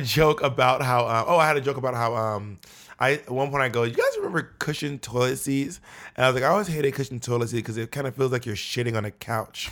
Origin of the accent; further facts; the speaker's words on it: Atlanta, Georgia, United States; also born or lived in Columbus; now in New York City, United States; I was born in Columbus, but I was raised in Atlanta.